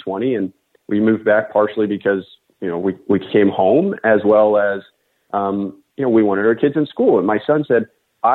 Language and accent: English; Loudoun County, Virginia, United States; moved away as an adult; also born or lived in New York City; I grew up in Loudoun County